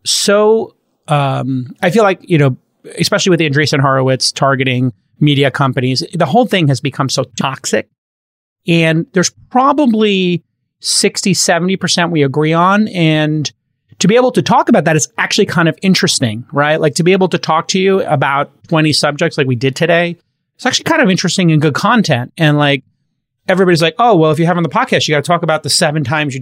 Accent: New York, United States; moved away as an adult; I grew up in New York and spent my first 32 years there

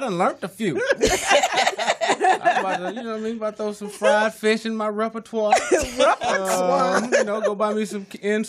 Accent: Compton, California, United States; also born or lived in Tuscaloosa, Alabama; Born in Tuscaloosa, Alabama. Raised in Compton, California.

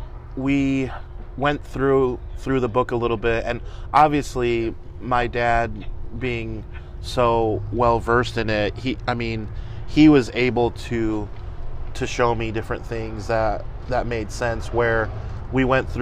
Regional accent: California, United States; now in Fort Wayne, United States; I am originally from California. We moved out here so that my dad could go to the seminary here in Fort Wayne.

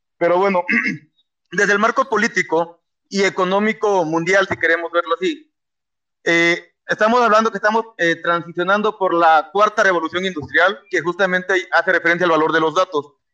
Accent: Mexico

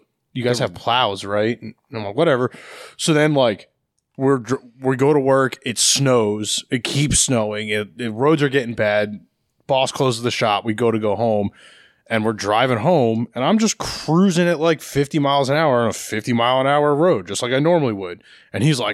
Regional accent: New Jersey, United States; also born or lived in Pennsylvania / Colorado; now in Virginia, United States; I grew up in New Jersey, where it snows more than it does in Virginia.

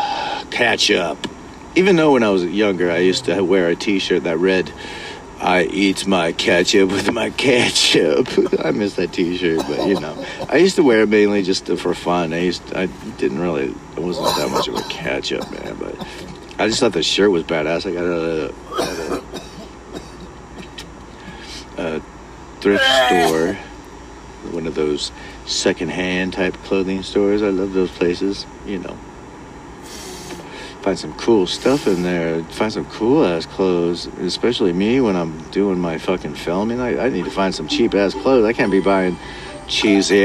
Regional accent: California, United States; I was born and raised Californian, so technically I say I'm a Californian.

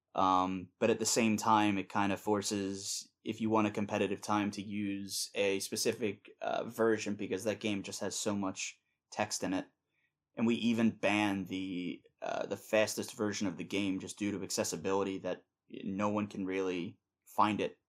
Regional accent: Pennsylvania, United States; I am from the United States in, uh, Pennsylvania

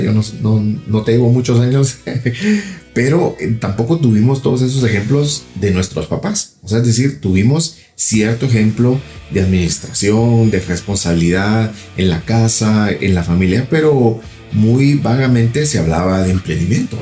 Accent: Guatemala; yo soy de Guatemala

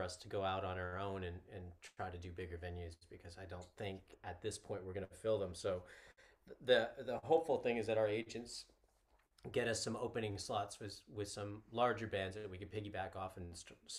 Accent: Canada; also born or lived in United States; now in United Kingdom; I was born in Canada

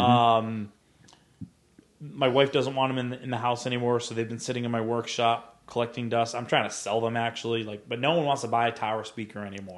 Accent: Rhode Island, United States; now in New Bern, United States; I was visiting, uh, Rhode Island a few, uh, back in October, and I was getting directions somewhere, which is kind of funny 'cause I'm like, it's like my hometown

